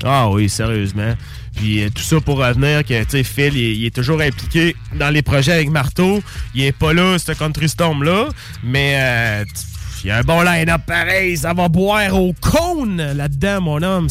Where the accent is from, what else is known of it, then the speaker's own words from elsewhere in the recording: Saint-Nicolas, Quebec, Canada; on a grandi à Saint-Nicolas dans le hood ensemble